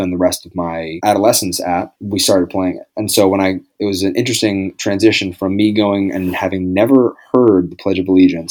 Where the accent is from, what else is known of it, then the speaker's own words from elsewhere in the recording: Maine, United States; I'm from Maine.